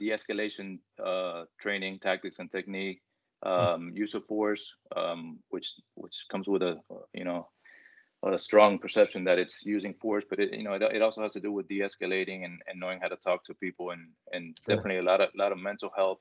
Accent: Hialeah, Florida, United States; being a lifelong resident of the city of Hialeah and now working for the city of Hialeah Gardens, I grew up in Hialeah and Hialeah Gardens both.

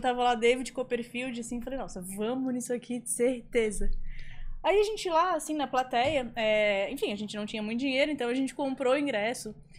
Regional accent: Florianópolis, Santa Catarina, Brazil; eu sou de Floripa também

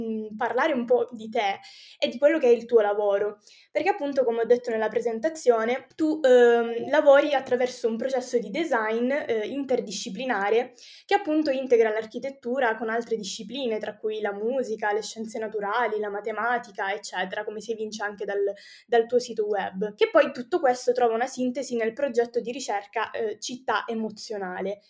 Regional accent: Sicily, Italy; io tra l'altro essendo anche siciliana

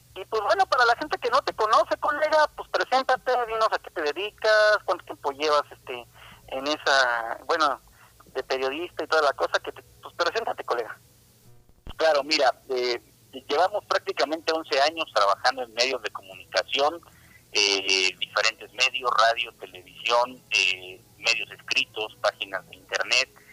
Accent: Cuernavaca, Morelos, Mexico; moved away as an adult; now in Mexico City, Mexico; yo soy de Cuernavaca, Morelos, entonces tuve que venirme hace 11 años a la Ciudad de México, desde entonces radico aquí

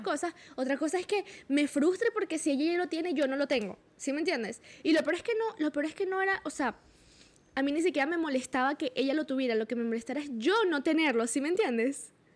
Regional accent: Valencia, Carabobo, Venezuela; yo soy de Valencia

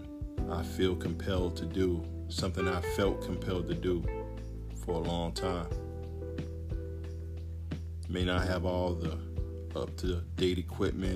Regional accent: United States; As a black man in America, growing up in America

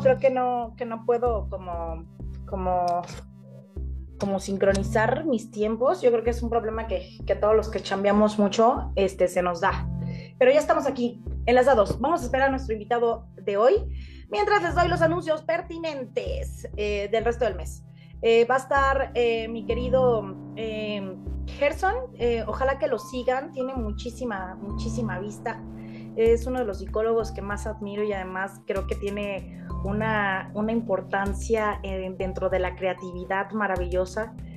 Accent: León, Guanajuato, Mexico; Aquí en León, Guanajuato, de donde soy originaria, de donde, de donde habito

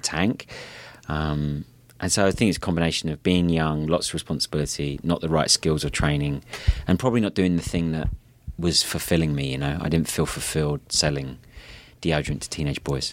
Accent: Kent, South East England, United Kingdom; now in Santa Monica, United States; I grew up in a place called Kent, which is just south of London

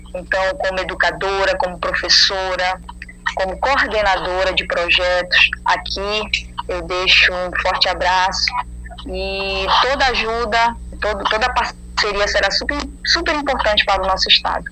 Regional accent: Quilombo in Tracuateua, northeast Pará, Brazil; moved away as an adult; now in Belém, Brazil; como eu sou do Quilombo

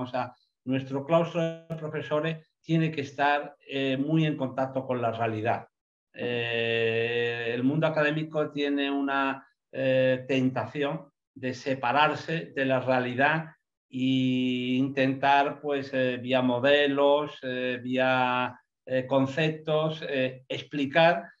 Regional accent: Andalusia, Spain

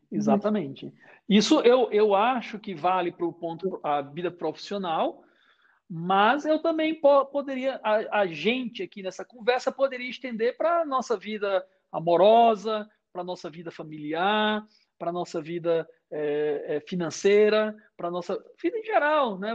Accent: Brazil; moved away as an adult; also born or lived in Boston, United States; sou brasileiro

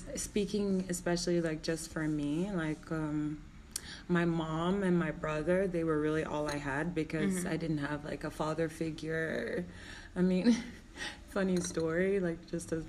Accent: Jamaica; moved away as an adult; now in Iceland; when I was growing up, I grew up in the ghetto

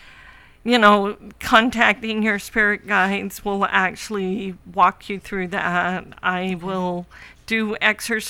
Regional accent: Clovis, California, United States; moved away; I'm from Clovis

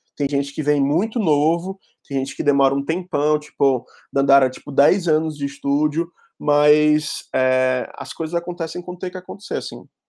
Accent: Fortaleza, Ceará, Brazil; accent: cearense; moved away as an adult; now in São Paulo, Brazil; sou de Fortaleza.

